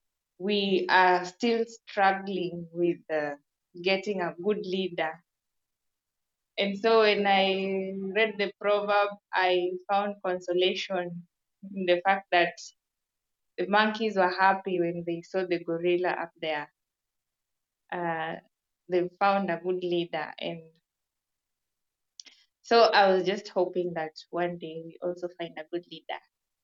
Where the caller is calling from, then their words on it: Kenya; This is …. I'm joining from Kenya.